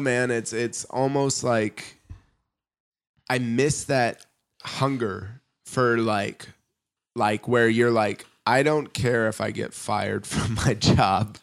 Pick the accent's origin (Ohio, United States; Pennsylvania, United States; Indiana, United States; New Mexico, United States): Indiana, United States; moved away as an adult; now in Germany; growing up in Indiana